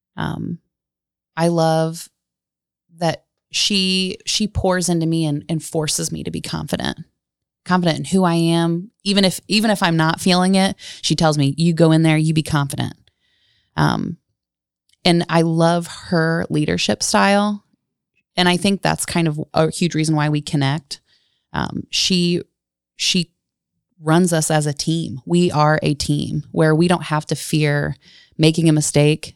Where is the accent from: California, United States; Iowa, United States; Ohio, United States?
Ohio, United States; Galion; moved away as an adult; now in Gas City, United States; I'm actually from Galleon, Ohio. Gallion's a really small, quaint town, um, in Crawford County.